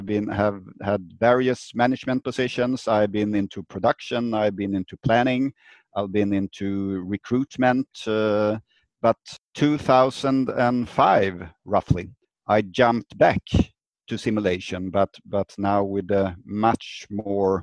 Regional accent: Sweden; I'm from Sweden, living in the Stockholm area, the capital of Sweden.

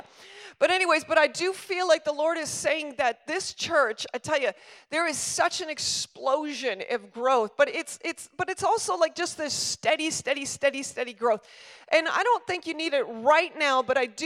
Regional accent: Stratford, Ontario, Canada; my hometown is their hometown, which is Stratford

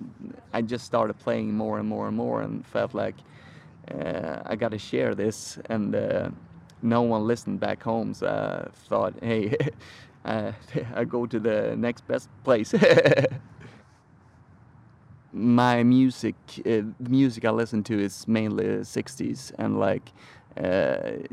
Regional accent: Sweden; moved away as an adult; now in San Francisco, United States; I'm from Sweden.

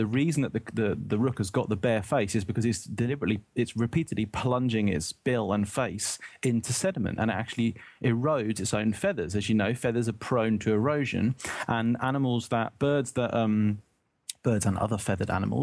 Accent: United Kingdom; as a British person

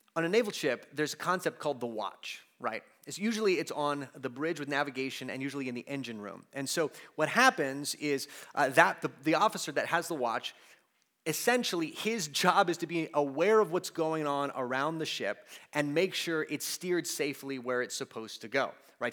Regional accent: United States; we as American Christians

